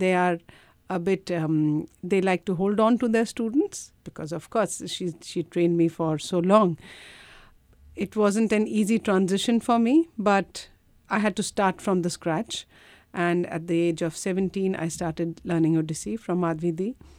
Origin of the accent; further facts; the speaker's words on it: India; now in Australia; I come from India